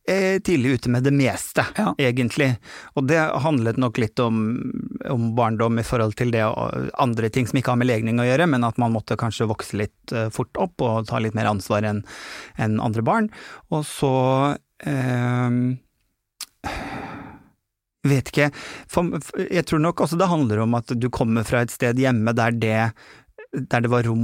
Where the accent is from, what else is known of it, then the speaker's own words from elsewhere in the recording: Bodø, Nordland, Norway; born there; also born or lived in Harstad / Kristiansund; Jeg er jo født nordpå. Jeg er født i Bodø. Hatt eh, sterke, sterke, relasjoner til familien min som er på Kjerringøy, som er utenfor Bodø.